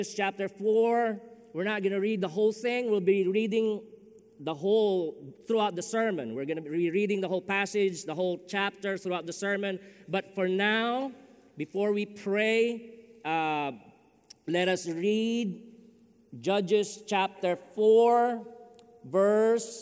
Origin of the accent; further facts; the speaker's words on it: Philippines; moved away as an adult; also born or lived in Dyer, Indiana; now in Chicago, United States; I'm from the Philippines